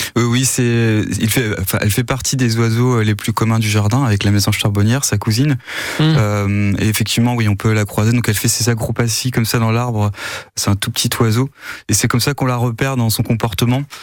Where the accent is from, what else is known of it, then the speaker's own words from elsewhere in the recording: Normandy, France; chez nous en Normandie